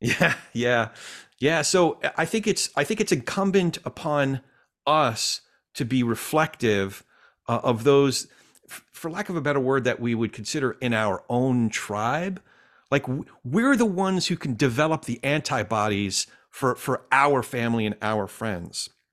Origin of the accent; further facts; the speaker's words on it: New Jersey, United States; I grew up in Central Jersey